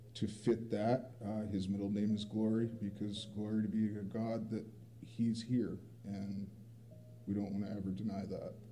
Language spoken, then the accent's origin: English; Camden, Maine, United States; So I'm from Camden, Maine. Uh, it's a little small town, postcard village on the coast of Maine, and um, two loving parents